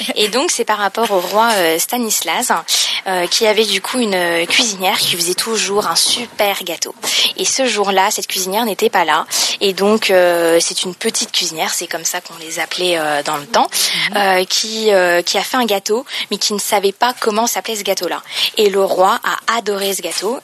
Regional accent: Lorraine, Grand Est, France; accent: Lorraine; also born or lived in Paris; now in Jard-sur-Mer, France; je suis originaire euh, de Lorraine, on a vraiment un accent

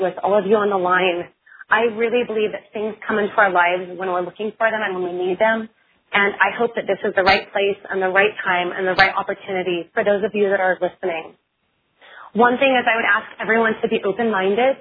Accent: Oregon, United States; I'm from Oregon. I'm a farm girl, born and raised, and the daughter of a fisherman from a really tiny town in Oregon

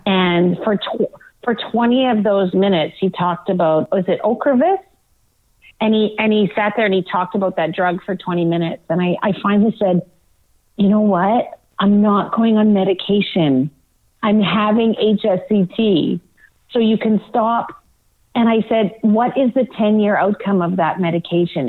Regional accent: Manitoba, Canada; a town that I grew up in in Manitoba

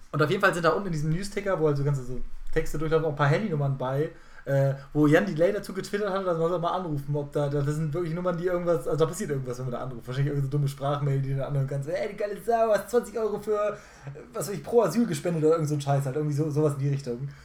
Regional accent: Germany; als Deutscher

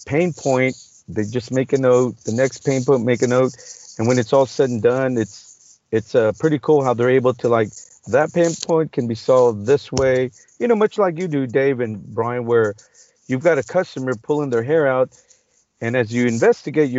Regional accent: Texas, United States; I'm from Texas

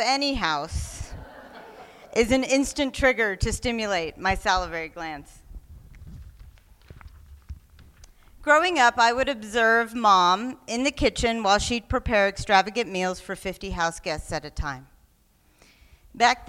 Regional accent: Oklahoma, United States; I was born ambiguously brown in the Great Plains of Oklahoma

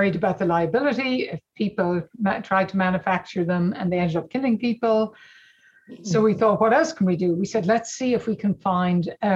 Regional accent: Ireland; moved away as an adult; also born or lived in California, United States; now in Oxford, United Kingdom; growing up in Ireland

